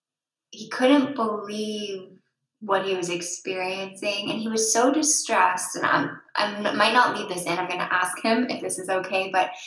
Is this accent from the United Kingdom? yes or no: yes; England, United Kingdom; And me as English, I didn't feel that, because they didn't take down my buildings. You know, I'm the one who took down those buildings. So we had a moment as like a partnership of, he's French, I'm English, there's some real history here